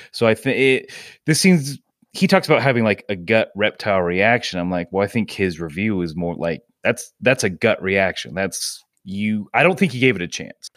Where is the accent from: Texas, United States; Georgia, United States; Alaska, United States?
Georgia, United States; moved away as an adult; also born or lived in Muncie, Indiana / Idaho; now in Pittsburgh, United States; my family moved to Georgia. That's where I mainly grew up, up until I was, uh, twenty